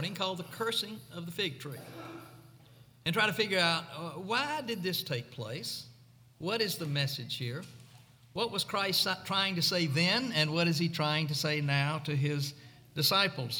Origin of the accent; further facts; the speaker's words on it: Mississippi, United States; growing up in Mississippi